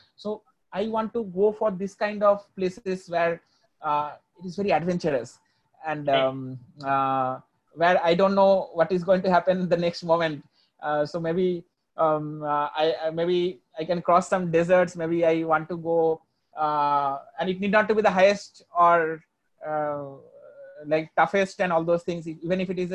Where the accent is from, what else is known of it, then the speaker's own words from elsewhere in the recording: India; being an Indian